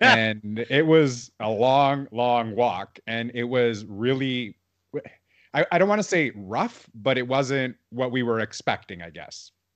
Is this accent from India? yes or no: no; Toronto, Ontario, Canada; growing up in Toronto